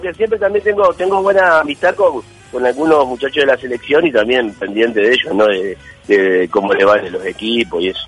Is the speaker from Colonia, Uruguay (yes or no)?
no; Montevideo, Uruguay; moved away; Llegué a jugar llegué a jugar en la reserva de mi club, de Racing Club de Montevideo.